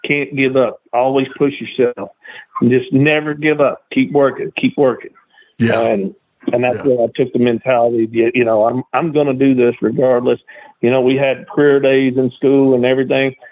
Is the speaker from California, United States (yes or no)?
no; Columbia, Tennessee, United States; also born or lived in Murfreesboro, Tennessee; I'm born in uh, Columbia, Tennessee, just you know about 40 miles south of Nashville